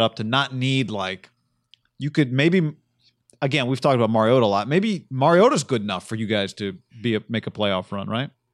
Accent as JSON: {"language": "English", "town": "Davis", "region": "California", "country": "United States", "tie": "born or raised there", "said": "not far from where we grew up in Davis"}